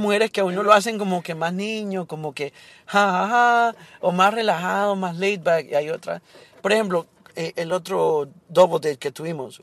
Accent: Honduras; now in Miami, United States

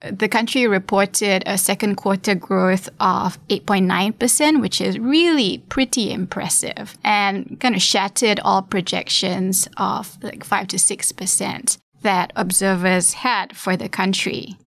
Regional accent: Malaysia; my home country

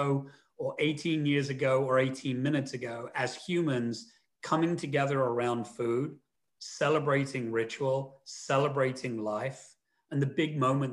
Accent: London, United Kingdom; Where I grew up in London

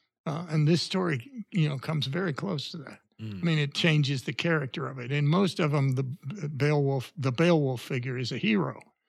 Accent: Indiana, United States; But I came from Indiana, and I don't think that is a person in Indiana would have felt as exposed to criticism if he knew absolutely nothing about cars.

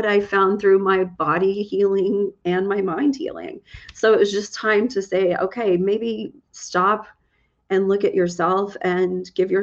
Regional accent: Texas, United States; I'm from Texas.

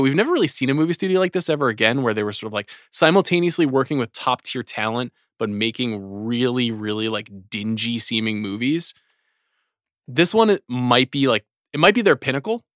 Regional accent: New York, United States; Growing up in New York

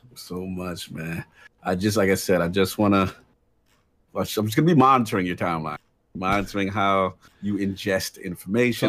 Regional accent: New York, United States; New York City, my home state

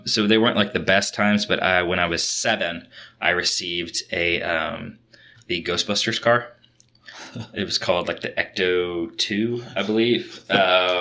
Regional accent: Kentucky, United States; I grew up in Kentucky and grew up on a lot of horse farms.

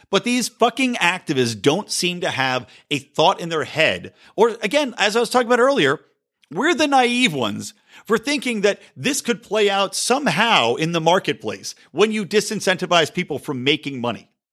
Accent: California, United States; my home state of California

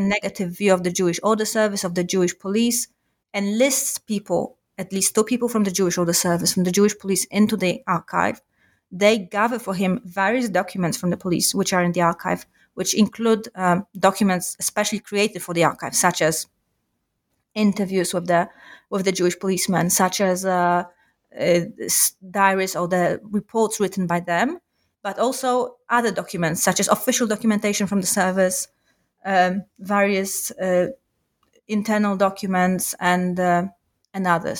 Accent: Warsaw, Masovian Voivodeship, Poland; I am from Warsaw originally. Uh, I grew up in Warsaw

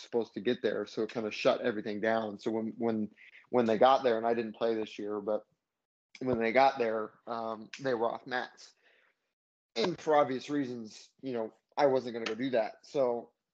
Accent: Hawaii, United States; growing up in Hawaii

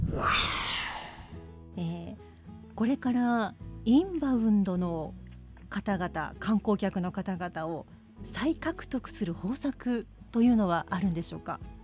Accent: Hokkaido, Japan; 私たち北海道の人間が

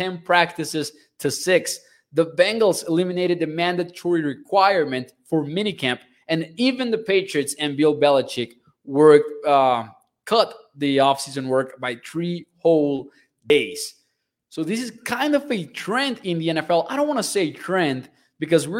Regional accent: Mexico; I'm from Mexico, a culture that, of course, you guys know is big on soccer

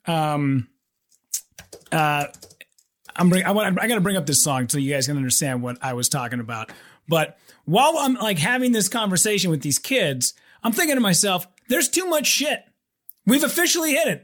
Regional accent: Hibbing, Minnesota, United States; my hometown of Hibbing

